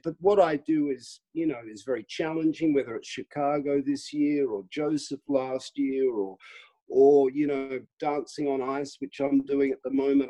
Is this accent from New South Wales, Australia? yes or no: no; Melbourne, Victoria, Australia; now in United Kingdom; I grew up in Melbourne in a very sort of middle class um, existence